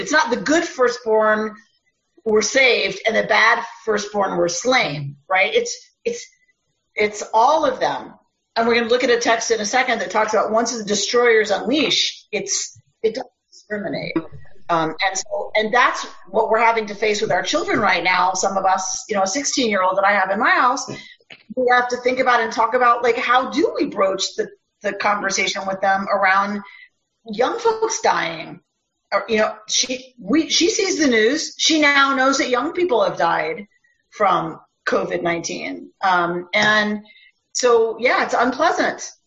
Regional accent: Minnesota, United States; also born or lived in Israel; I'm from Minnesota

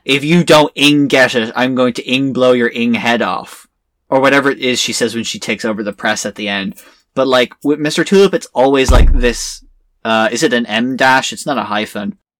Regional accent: Ireland; I'm Irish

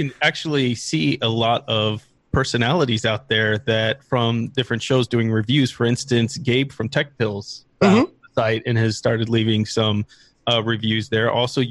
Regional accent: Iran; English is a second language; Since I'm from Iran, I had problems joining some groups in Telegram.

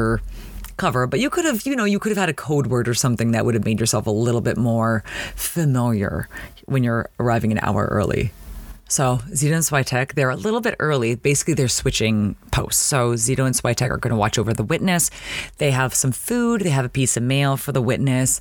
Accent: Toronto, Ontario, Canada; growing up in Toronto

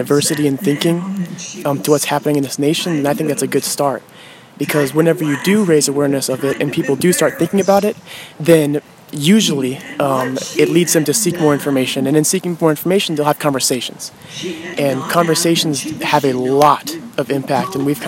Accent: Iola, United States; I'm from Iola.

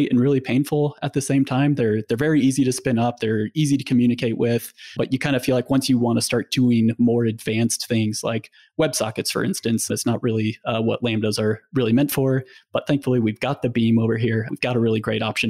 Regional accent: Nebraska, United States; I grew up in Nebraska

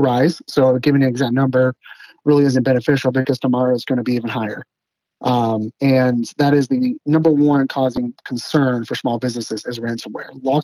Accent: just outside of Dallas, North Texas, United States; moved away as an adult; also born or lived in East Coast; now in Arkansas, United States; I'm actually from the North Texas area, so just outside of Dallas

